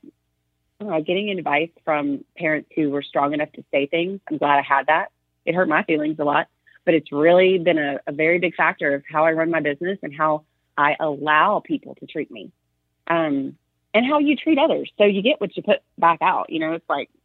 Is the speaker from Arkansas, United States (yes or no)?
yes; Arkansas, United States; now in Texas, United States; I grew up in Arkansas